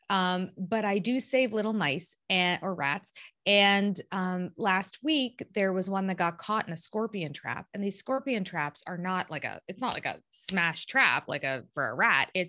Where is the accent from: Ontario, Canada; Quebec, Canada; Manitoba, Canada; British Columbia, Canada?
Ontario, Canada; Toronto